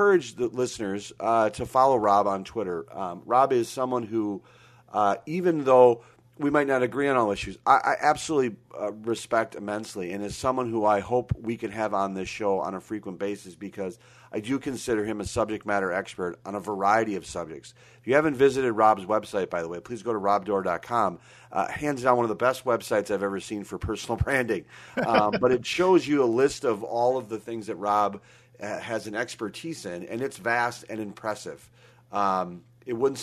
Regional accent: Minnesota, United States; growing up in Minnesota

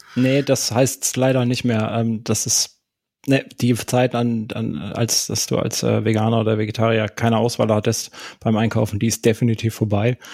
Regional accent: Karlsruhe, Baden-Württemberg, Germany; moved away; Meine Heimat, da komme ich her, gebürtig.

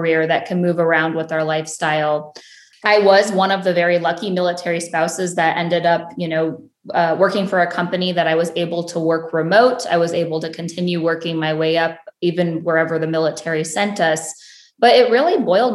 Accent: Ohio, United States; I am born and raised in a small town in Ohio

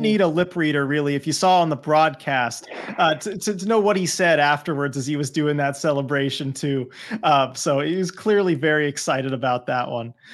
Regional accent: California, United States; now in Pacific Northwest, United States; I'm originally from California

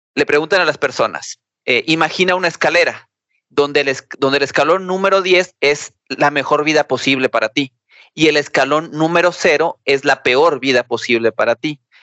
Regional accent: Mexico; nosotros como mexicanos

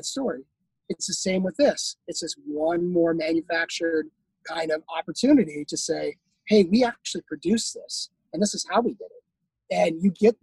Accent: Palm Desert, California, United States; I grew up in Southern California, and the tourism hospitality mecca of Palm Desert

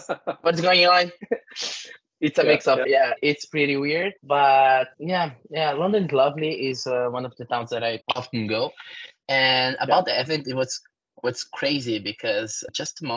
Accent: Brazil; English is a second language; moved away; I came from South America.

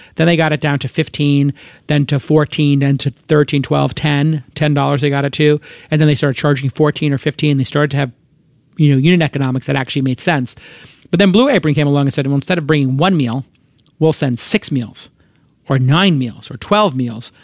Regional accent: New York, United States; moved away as an adult; also born or lived in Los Angeles; now in Silicon Valley, United States; in New York, my hometown, which I love

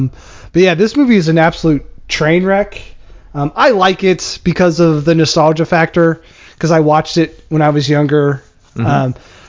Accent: Lexington, Kentucky, United States; I grew up in Lexington

